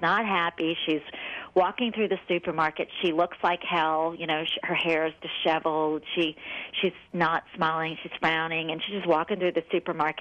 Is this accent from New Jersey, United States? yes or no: no; New Orleans, Louisiana, United States; I'm from the South, I'm from New Orleans, and so, you know, we're raised to be nice